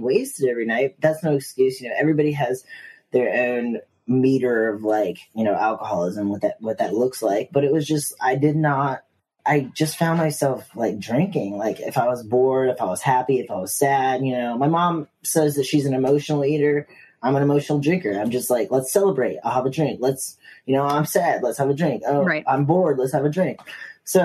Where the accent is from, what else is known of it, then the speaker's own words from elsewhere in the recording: Virginia, United States; now in New York City, United States; growing up in Virginia, I was a smoker